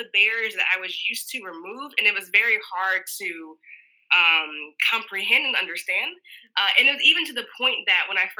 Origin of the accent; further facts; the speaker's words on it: Georgia, United States; And that's common in the South growing up. Like, I was born in Georg